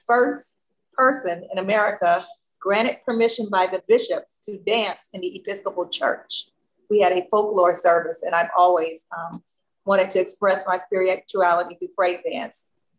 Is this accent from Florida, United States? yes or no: no; Gary, Indiana, United States; I was that kid growing up in Gary, Indiana, who had the talent shows in their backyard all the time, and I got to be the MC. I was fortunate. I grew up half a block from the … family, …, …, those kids.